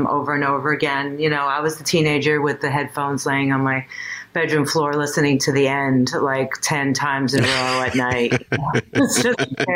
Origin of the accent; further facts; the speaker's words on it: New York City, New York, United States; I grew up in Queens.